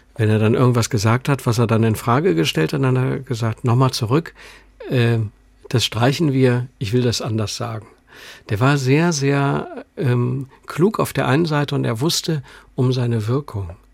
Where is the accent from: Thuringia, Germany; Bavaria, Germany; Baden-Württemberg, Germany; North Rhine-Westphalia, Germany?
North Rhine-Westphalia, Germany; Düsseldorf; moved away as an adult; now in Munich, Germany; wir sind ja beide aus Düsseldorf